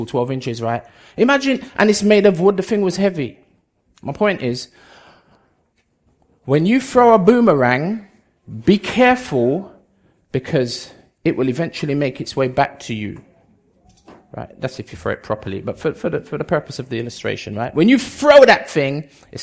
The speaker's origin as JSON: {"language": "English", "region": "London", "country": "United Kingdom", "tie": "born or raised there", "also_born_or_lived": "Bedford / Jamaica", "said": "I was born in Bedford, grew up in London most of my life, spent a few years in Jamaica, came back when I was about 20, 21"}